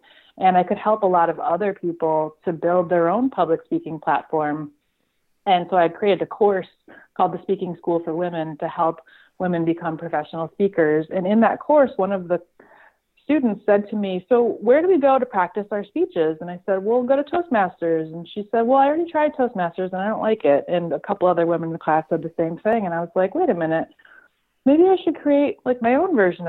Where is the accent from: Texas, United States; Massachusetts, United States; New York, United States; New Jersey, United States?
Massachusetts, United States; South Hadley; I grew up in Western Massachusetts, a little town called South Hadley, and went to college right down the street at UMass Amherst and kind of stayed local